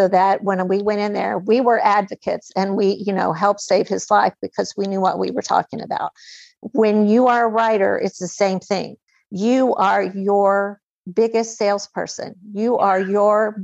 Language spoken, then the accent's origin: English; United States; accent: hillbilly